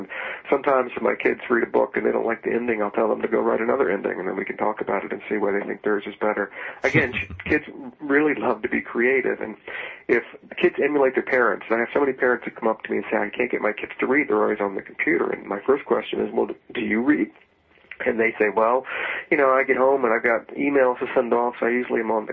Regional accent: Virginia, United States; I grew up in Virginia

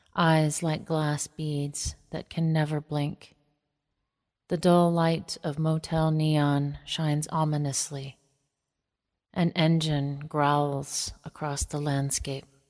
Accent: northeastern Montana, United States; I am most rooted in my home community on the Maniche-Chauchet in northeastern Montana, on the Canadian and North Dakota border.

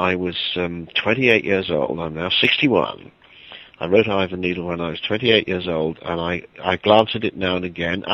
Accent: Wales, United Kingdom; I'm not English. I come from Wales, a small country

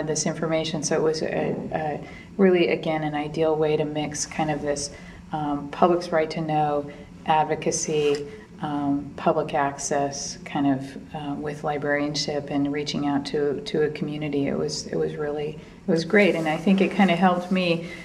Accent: Berkeley, California, United States; I'm from Berkeley

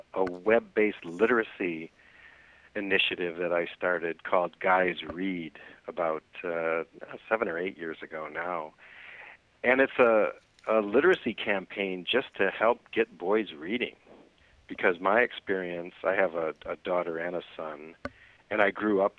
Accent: Michigan, United States; moved away as an adult; now in New York, United States; I grew up in Michigan

